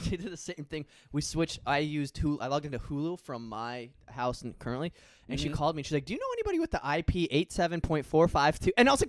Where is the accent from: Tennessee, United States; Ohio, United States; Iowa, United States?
Iowa, United States; moved away as an adult; now in Florida, United States; My hometown in Iowa.